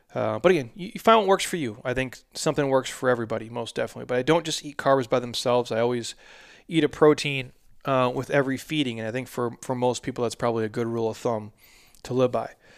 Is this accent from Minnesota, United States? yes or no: yes; Minnesota, United States; now in Arizona, United States; I'm a Vikings fan. I was born in Minnesota.